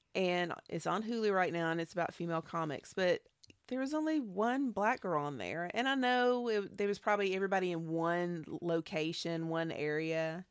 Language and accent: English; Nashville, Tennessee, United States; I grew up in Nashville